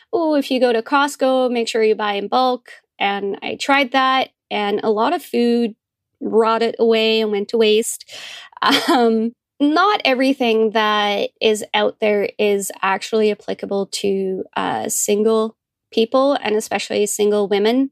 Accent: Netherlands; moved away as an adult; also born or lived in Calgary, Canada; now in London, Ontario, Canada; I'm originally from Holland in Europe, and I came over when I was in my early twenties.

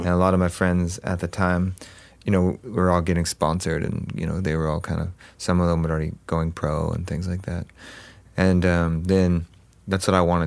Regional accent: Huntington Beach, California, United States; also born or lived in Los Angeles; I grew up in Orange County, so Huntington Beach and in that area

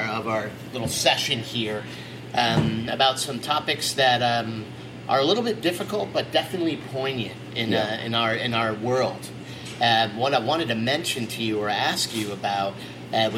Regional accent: New York, United States; as a New Yorker

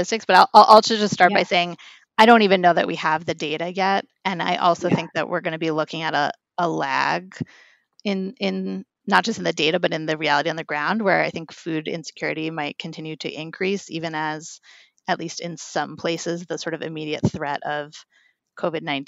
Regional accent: New York City, New York, United States; I'm a New Yorker

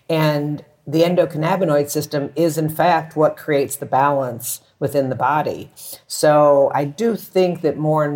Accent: Texas, United States; now in Mexico; I grew up in Texas

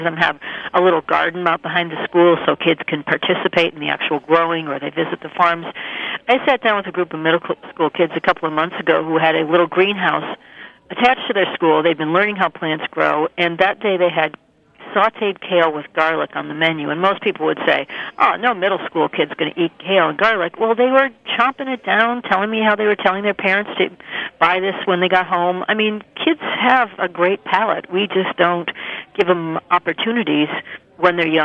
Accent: Minnesota, United States; now in Maine, United States; I grew up in Minnesota

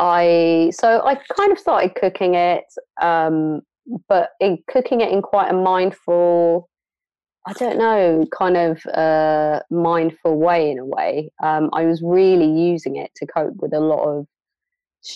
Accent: London, United Kingdom; moved away as an adult; also born or lived in Somalia; now in Bristol, United Kingdom; I grew up in London, Northwest London, on Stonebridge Estate

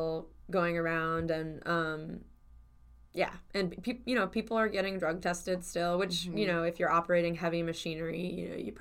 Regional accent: Cleveland, Ohio, United States; I'm from Cleveland

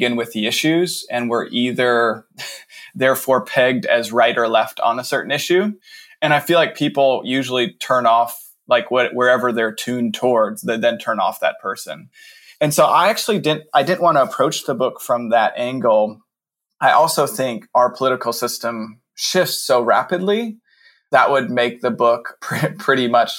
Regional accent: United States; I wrote this as an American Protestant white Westerner

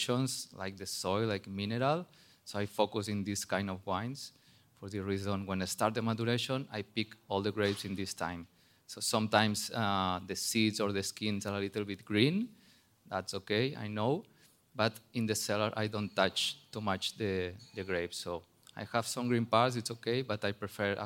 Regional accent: Barcelona, Catalonia, Spain; English is a second language; moved away as an adult; also born or lived in New Zealand / France / California; now in Bierzo, Spain; I'm originally from Barcelona, but I work in New Zealand, France, California

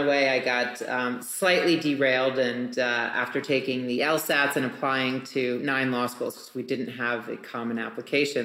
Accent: New England, United States; now in Las Vegas, United States; growing up in New England

